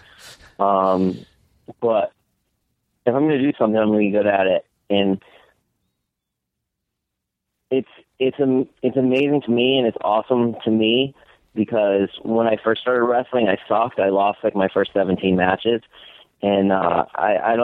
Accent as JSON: {"language": "English", "region": "Connecticut", "country": "United States", "said": "I'm from Connecticut"}